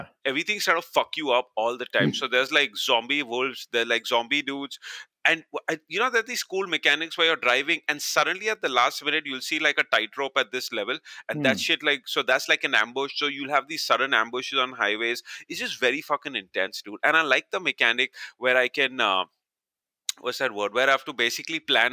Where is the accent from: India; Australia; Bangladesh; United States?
India; I, being an Indian